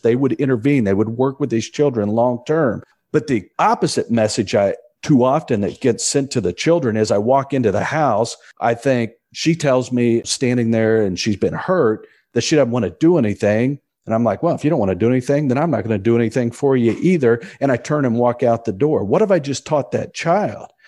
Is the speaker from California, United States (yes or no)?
no; Indianapolis, Indiana, United States; my hometown of Indianapolis